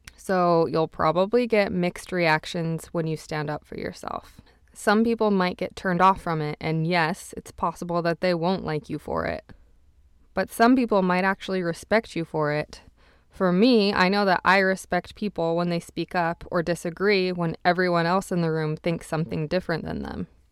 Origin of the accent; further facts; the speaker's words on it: Utah, United States; now in Montreal, Canada; I was from Utah